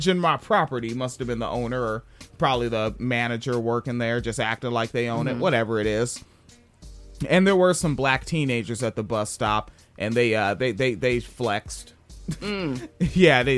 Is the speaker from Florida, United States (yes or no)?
no; Spanaway, Washington, United States; also born or lived in Tacoma; the foster care house was in Tacoma, but I was from Spanaway, and it's like I'd only been in Tacoma for a couple months, so I still like to catch the bus out to Spanaway to go hang out with kids that I knew since 1988